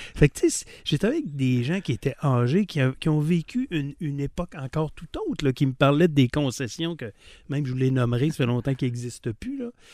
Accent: Quebec City, Quebec, Canada; je suis né à Duberger, hein, boulevard voir Monaco à Duberger. Alors, j'ai grandi euh, à Duberger

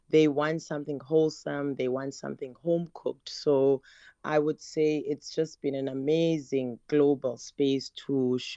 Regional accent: Eastern Cape, South Africa; now in Cape Town, South Africa; being in Cape Town, I came from the Eastern Cape

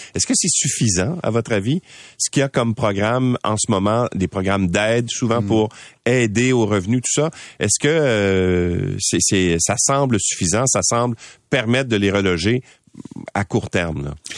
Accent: Quebec, Canada; chez nous au Québec

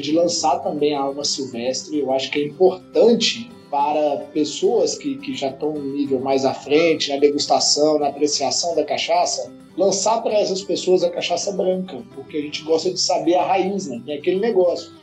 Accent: Unaí, Minas Gerais, Brazil; Eu sou mineiro é. também, sou daqui, de uma cidade aqui perto de Brasília, de Unai

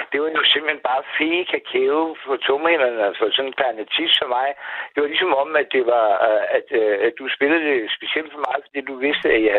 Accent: Maribo, Zealand, Denmark; accent: Lolland; moved away as an adult; now in Copenhagen, Denmark; Jamen, jeg starter lollandsk. Jeg er fra Majebo.

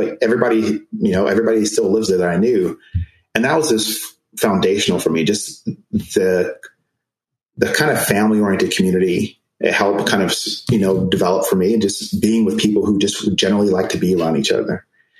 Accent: Germany; So I was born in Germany. My parents met in Germany. My mom is Jamaican and my dad's American.

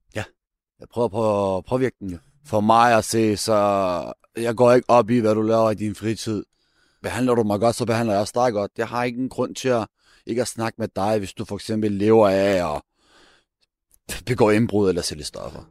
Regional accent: Denmark; nu er jeg født opvokset her

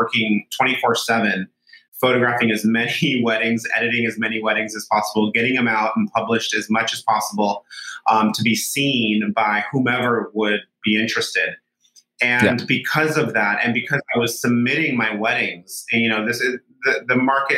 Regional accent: Solvang, California, United States; also born or lived in San Francisco; this small little town called Solvang, which is where I grew up in California

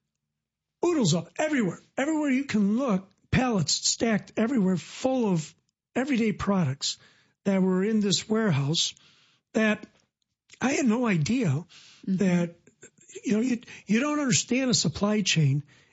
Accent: Decatur, Illinois, United States; I'm from Decatur, it's the worst Decatur. So if you took a dart and you threw it right in the middle of the country, you'd be right in the middle of Illinois, hitting a city called Decatur.

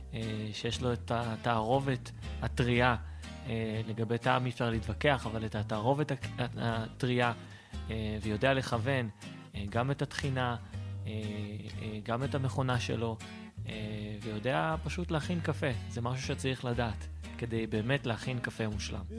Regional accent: Petah Tikva, Central District, Israel; אני אה, מפתח תקווה, בן 33

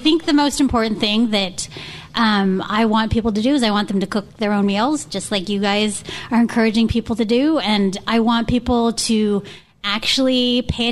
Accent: San Francisco Bay Area, California, United States; moved away; growing up in the San Francisco Bay Area

